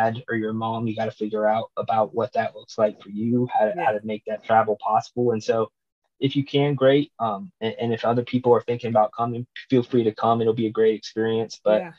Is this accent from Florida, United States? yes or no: no; Nashville, Tennessee, United States; to be in my hometown